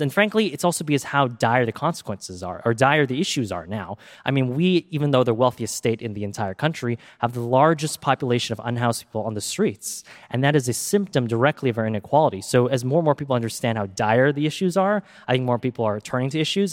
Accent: Silicon Valley, California, United States; I grew up here in Silicon Valley

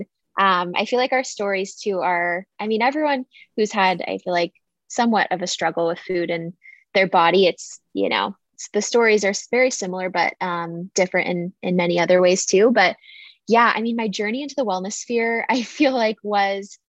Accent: San Diego, California, United States; I grew up in San Diego

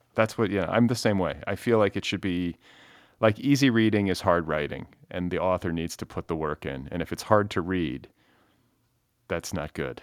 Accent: Midwest, United States; moved away as an adult; also born or lived in Indiana / Wisconsin; now in California, United States; I'm from the Midwest originally, but have lived here for like twenty-some-odd years now

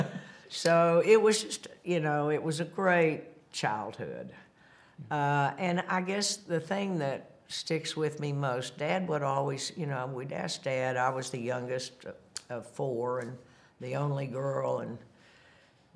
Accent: Bentonville, Arkansas, United States; Growing up in Bentonville, at the time it was a town of 2,000 people, a little country town

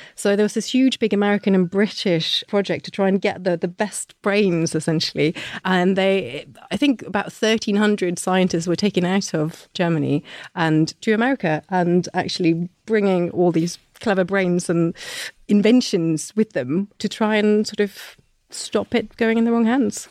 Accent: Norway; moved away; when I was growing up in Norway, we learnt about all our big heroes

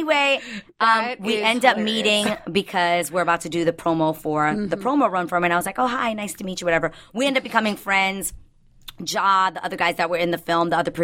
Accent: New York, United States; as a New Yorker growing up

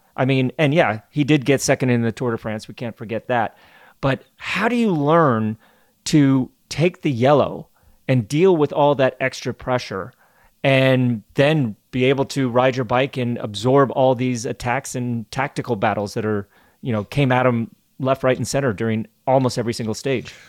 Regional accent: United States; As an American

